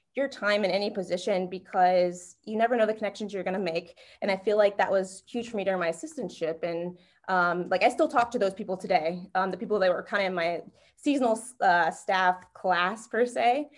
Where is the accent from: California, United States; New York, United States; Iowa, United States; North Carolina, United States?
North Carolina, United States; moved away as an adult; also born or lived in Ohio; now in Miami, United States; back at home, I'm from North Carolina